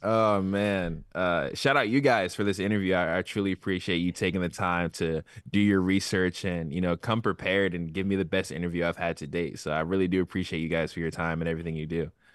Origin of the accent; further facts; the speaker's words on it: Virginia, United States; I'm from Virginia